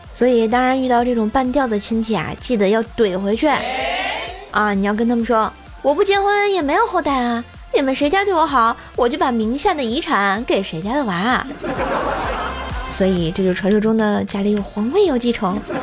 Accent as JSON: {"language": "Chinese", "region": "Tianjin", "country": "China", "said": "在我们天津这边"}